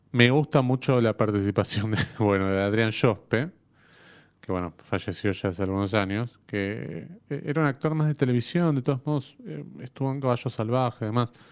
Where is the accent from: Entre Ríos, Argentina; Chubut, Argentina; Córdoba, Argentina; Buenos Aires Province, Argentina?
Córdoba, Argentina; now in Buenos Aires, Argentina; acá en Buenos Aires, pero yo soy de Córdoba.